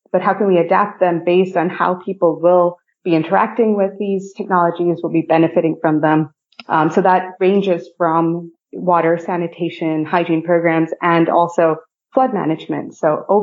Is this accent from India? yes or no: yes; India; also born or lived in Philippines / Japan; So, I, I grew up in India, Philippines, and Japan.